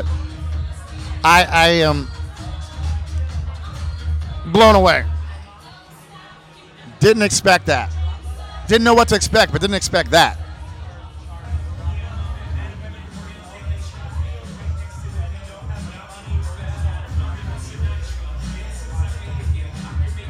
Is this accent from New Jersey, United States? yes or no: yes; Red Bank, New Jersey, United States; also born or lived in California; I'm from New Jersey